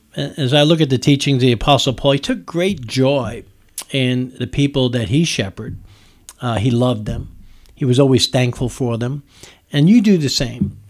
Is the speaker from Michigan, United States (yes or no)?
no; New York, United States; now in Nicholasville, United States; I'm from New York, I call it soda. We don't call it pop in New, in, in, in New York